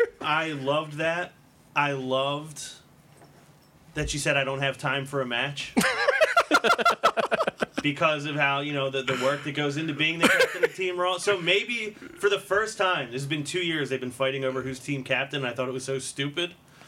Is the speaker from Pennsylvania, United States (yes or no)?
yes; Holmes, Pennsylvania, United States; I'm from Holmes. Holmes